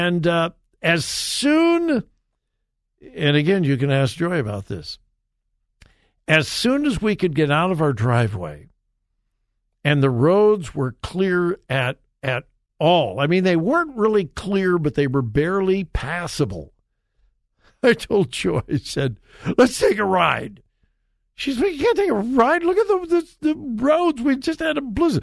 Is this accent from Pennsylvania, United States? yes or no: no; Southern California, United States; moved away as an adult; also born or lived in South Carolina / Florida / Wichita, Kansas; now in Columbus, United States; I grew up in Southern California.